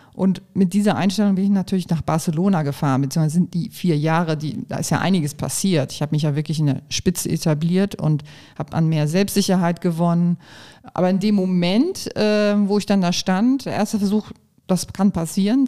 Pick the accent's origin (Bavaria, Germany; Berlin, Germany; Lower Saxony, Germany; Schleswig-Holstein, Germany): Schleswig-Holstein, Germany; Kiel; now in Pulheim, Germany; Heimat ist schon, weil da bin ich als Kind aufgewachsen, damit verbinde ich Heimat